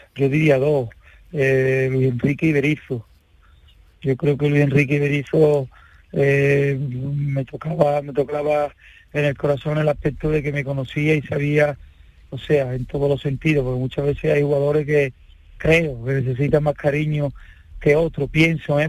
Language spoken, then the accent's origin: Spanish; Sanlúcar de Barrameda, Andalusia, Spain; Yo, sanluqueño